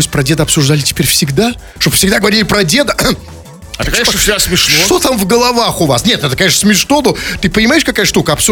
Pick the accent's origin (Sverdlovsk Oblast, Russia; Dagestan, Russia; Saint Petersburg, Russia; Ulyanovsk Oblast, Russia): Saint Petersburg, Russia; Мы петербуржцы без ножа.